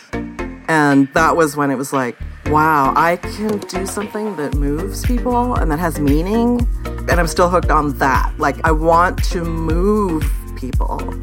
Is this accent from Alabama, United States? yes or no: no; Oakland, California, United States; moved away; I grew up in the Bay Area in Oakland